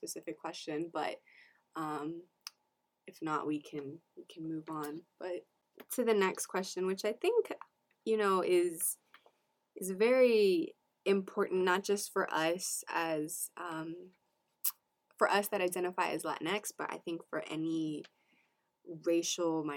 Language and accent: English; United States; I was the first one in my family born in the U.S. So I'm a first generation American